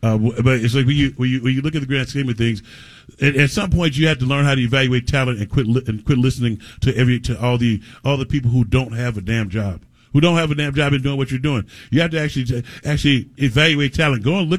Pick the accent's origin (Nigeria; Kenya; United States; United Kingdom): United States; St. Louis, Missouri; I grew up in St. Louis